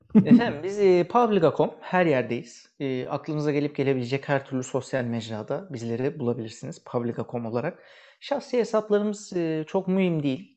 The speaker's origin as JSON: {"language": "Turkish", "country": "Turkey", "moved": "yes", "said": "Türk'üz yani pasaportumuz"}